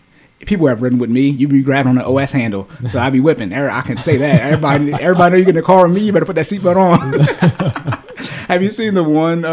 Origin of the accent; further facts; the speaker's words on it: Arizona, United States; I was born in Arizona